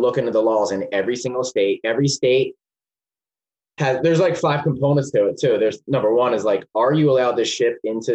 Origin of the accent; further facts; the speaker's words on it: Philadelphia, Pennsylvania, United States; moved away as an adult; now in Portland, United States; my hometown Philly